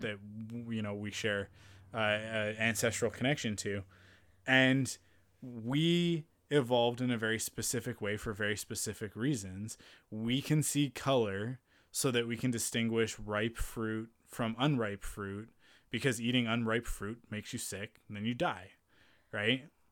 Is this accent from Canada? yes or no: yes; Penticton, British Columbia, Canada; moved away; growing up in Penticton